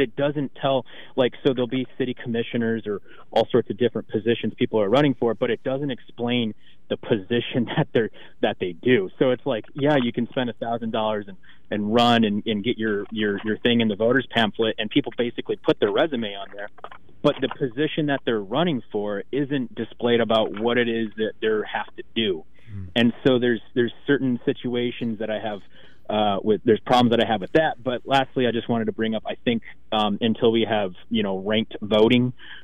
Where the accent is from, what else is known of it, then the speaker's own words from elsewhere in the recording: Arizona, United States; now in Oregon, United States; I came out to Oregon from Arizona, which Arizona had really, really bad voting laws.